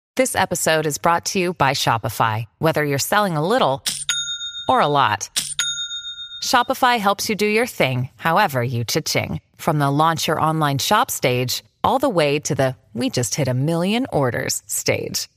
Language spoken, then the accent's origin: English; Connecticut, United States; I grew up in Connecticut.